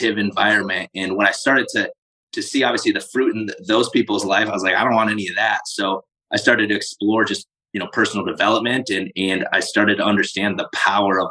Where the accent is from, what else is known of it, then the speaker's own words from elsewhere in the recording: South Dakota, United States; I grew up in South Dakota